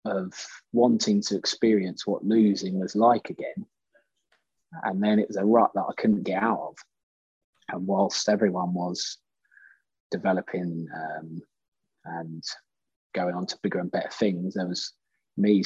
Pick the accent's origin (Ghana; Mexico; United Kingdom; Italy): United Kingdom; Bedfordshire, East of England; we're from Bedfordshire